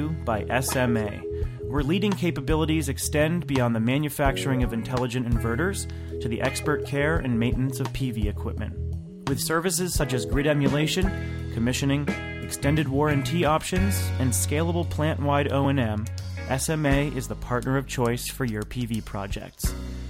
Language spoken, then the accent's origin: English; New Hampshire, United States; now in Washington, United States; I'm always jealous because I'm from New Hampshire, love the snow. We don't get a lot of it here in D.C.